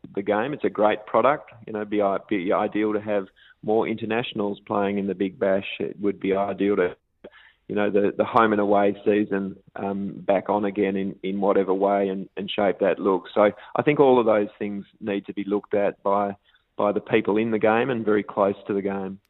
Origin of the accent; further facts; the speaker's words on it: WA, Western Australia, Australia; my home state in WA